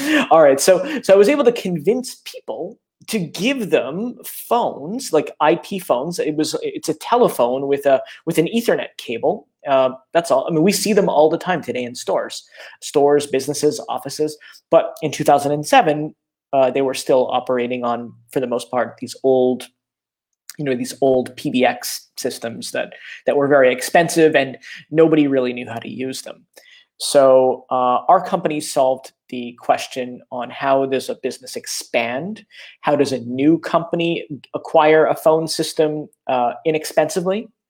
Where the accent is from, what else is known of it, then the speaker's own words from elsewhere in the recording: Canada; I'm Canadian